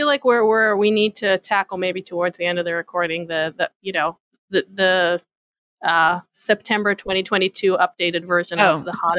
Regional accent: Israel; now in New York City, United States; My Judaism is like, I grew up in Israel. I speak the language

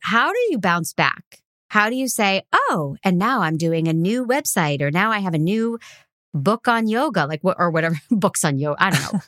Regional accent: Boston, Massachusetts, United States; I'm from Boston

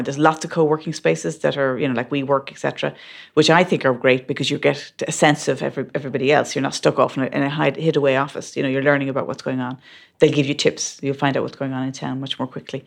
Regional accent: Ireland; moved away as an adult; But being Irish in that mix certainly helps

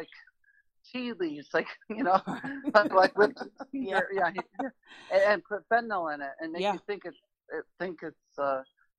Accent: Rochester, New York, United States; moved away; also born or lived in Orlando; Rochester, New York, at my hometown.

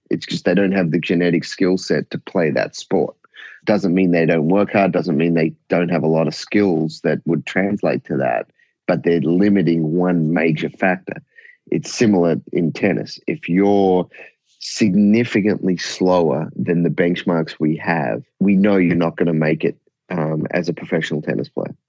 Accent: Australia; I was fortunate growing up in Australia.

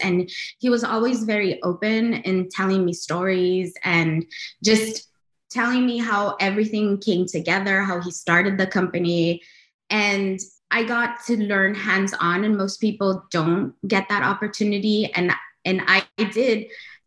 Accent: Los Angeles, California, United States; as a Latina girl growing up in Los Angeles

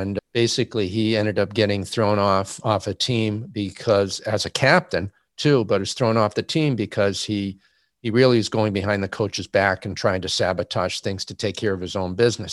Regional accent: Massachusetts, United States; now in Indiana, United States; I'm a Massachusetts native, currently living uh, in Indiana

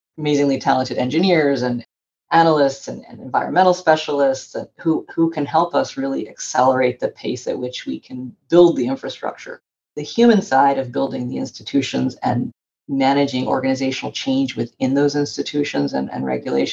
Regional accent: Northwest Florida, United States; I grew up in Northwest Florida, which is a part of the US.

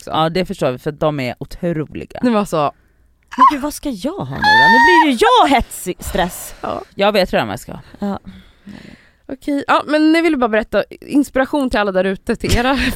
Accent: Nacka, Stockholm County, Sweden

